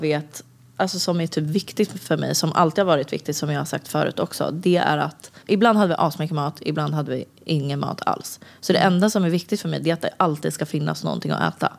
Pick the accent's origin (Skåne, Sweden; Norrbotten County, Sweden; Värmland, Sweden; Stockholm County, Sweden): Stockholm County, Sweden; Stockholm; jag är uppvuxen i Vårberg egentligen